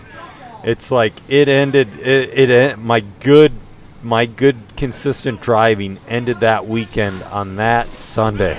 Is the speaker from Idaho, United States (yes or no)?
no; Elk River, Minnesota, United States; It's in my hometown.